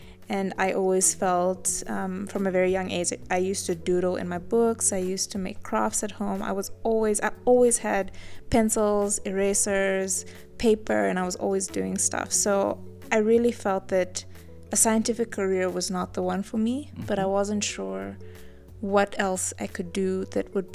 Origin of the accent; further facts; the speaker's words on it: Livingstone, Southern Province, Zambia; moved away as an adult; now in Namibia; I grew up in Zambia in a small town called Livingston